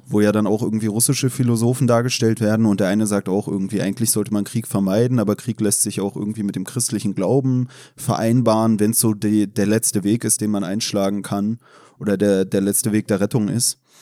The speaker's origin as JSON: {"language": "German", "region": "Berlin", "country": "Germany", "said": "befinde mich heute als Berliner im kritischen Territorium"}